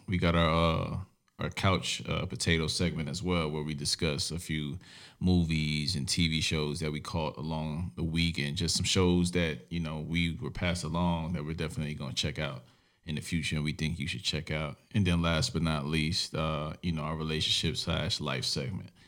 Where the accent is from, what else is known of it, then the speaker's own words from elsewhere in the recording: New York City, New York, United States; I grew up in Brooklyn, New York